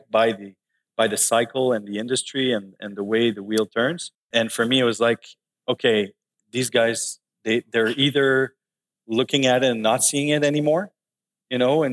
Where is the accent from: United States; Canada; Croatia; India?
Canada; Laval, Quebec; also born or lived in Montreal; I grew up in Laval. In Champfleury. I actually was born in Montreal in Hansik. When I was 1 year old, we moved to Laval.